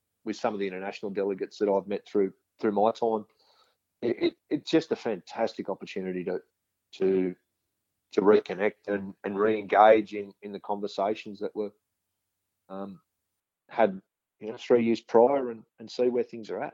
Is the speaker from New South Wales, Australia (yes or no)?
yes; central west New South Wales, Australia; I'm actually originally from a cotton farm in central west New South Wales